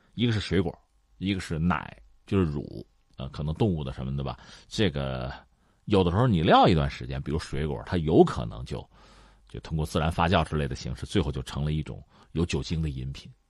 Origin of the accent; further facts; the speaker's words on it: China; 这一直是我们中国人很骄傲、很自豪的事情